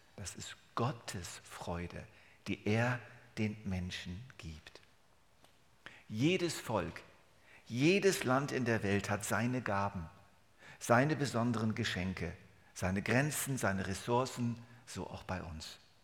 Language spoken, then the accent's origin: German; Germany; accent: Hochdeutsch; moved away as an adult; now in Switzerland; 29 Jahre Deutschland, 42 Jahre Schweiz, das ist mein Leben.